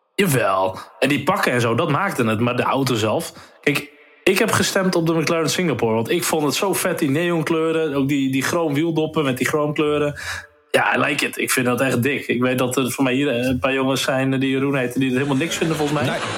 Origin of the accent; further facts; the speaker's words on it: Netherlands; Natuurlijk zijn we Nederlanders